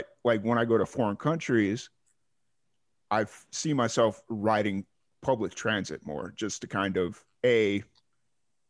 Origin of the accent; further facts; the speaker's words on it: Chicago, Illinois, United States; moved away as an adult; also born or lived in Roswell, New Mexico; I grew up in Chicago